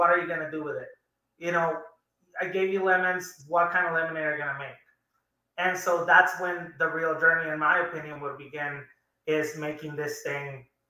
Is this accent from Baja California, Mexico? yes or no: no; Juarez, Chihuahua, Mexico; I felt like I was with my own grandparents growing up in Ocho, Juarez.